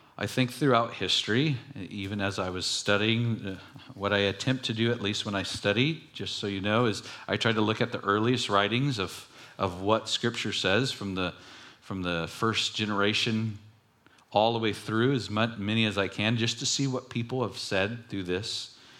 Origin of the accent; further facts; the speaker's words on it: Long Beach, California, United States; when I grew up in Long Beach